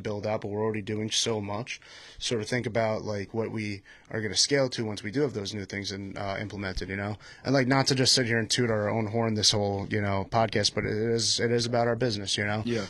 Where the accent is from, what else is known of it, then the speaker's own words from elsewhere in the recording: Patchogue, New York, United States; I'm from Patchogue, New York